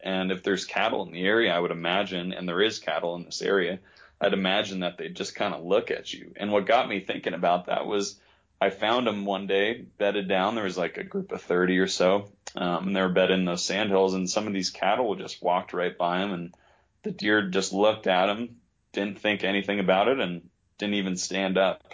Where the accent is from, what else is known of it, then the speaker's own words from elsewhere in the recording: New York, United States; moved away as an adult; now in western Colorado, United States; I grew up in New York